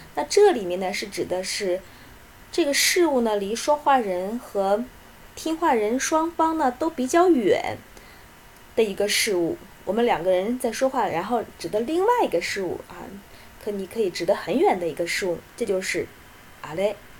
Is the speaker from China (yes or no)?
yes; China; 我们中国人